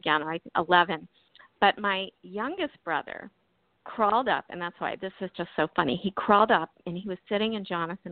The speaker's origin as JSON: {"language": "English", "region": "Maryland", "country": "United States", "also_born_or_lived": "California", "moved": "yes", "lives_now": "Maine, United States", "said": "We were living actually in Maryland at the time. That's our home state. We did live in California for, I lived in California for 16 years, but we're originally from Maryland"}